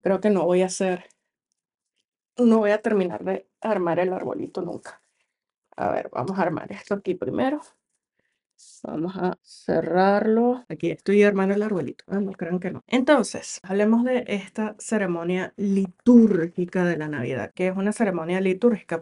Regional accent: Venezuela; soy venezolana y tenemos mucha cultura navideñas

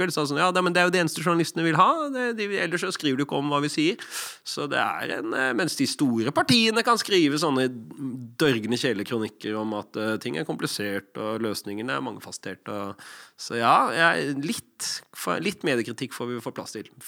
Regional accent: Lofthus, Vestland, Norway; accent: Odda/Hardanger dialect; also born or lived in Odda; Det er dialekt. Jeg ble født i Odda. Og så vokste jeg opp litt utafor der i Hardanger, i Lofthus.

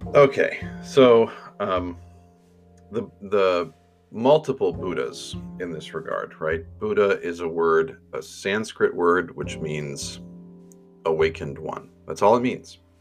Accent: Finger Lakes, upstate New York, United States; now in St. Paul, United States; I grew up in New York, um, there were lots of lakes, and lake country in upstate New York

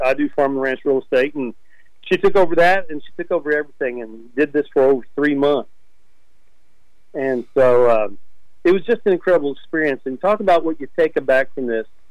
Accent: Irving, Texas, United States; now in Lipan, United States; I grew up in the Metroplex of Dallas Fort Worth. Uh, my family lived in Irving

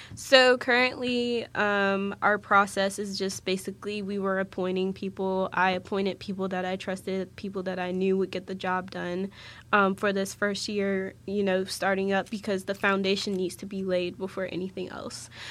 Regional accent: Waldorf, Maryland, United States; moved away as an adult; now in West Virginia, United States; I'm originally from Waldorf, Maryland, so like the southern region of Maryland

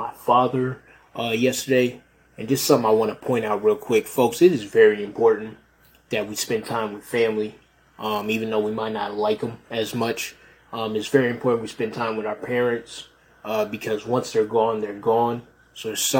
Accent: Rochester, New York, United States; moved away; my hometown of Rochester, and Rochester, New York, not Rochester, Minnesota, Rochester, New York

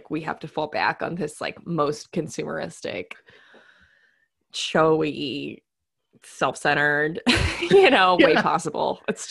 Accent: Midwest, United States; we're both from the Midwest

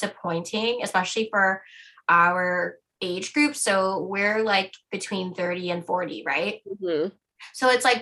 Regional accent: Canada; as a Canadian

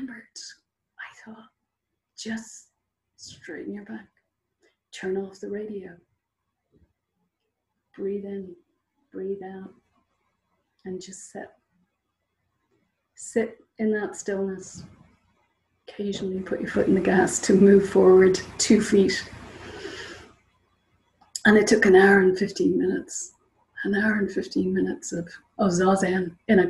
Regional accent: Northern Ireland, United Kingdom; I'm happy to be Irish.

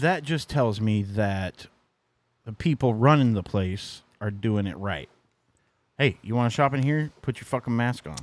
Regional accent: Missouri, United States; moved away; That's my, uh, my home state.

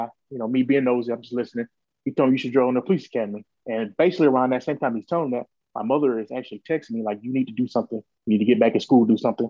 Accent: Augusta, Georgia, United States; I'm from Augusta, Georgia, which is maybe 2 hours away from Atlanta, right there on the border of South Carolina. Grew up with my family.

